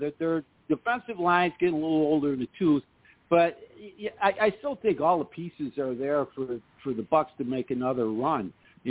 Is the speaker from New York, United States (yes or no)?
yes; Syracuse, New York, United States; I'm from Syracuse, as such, and I'm not that far from Buffalo.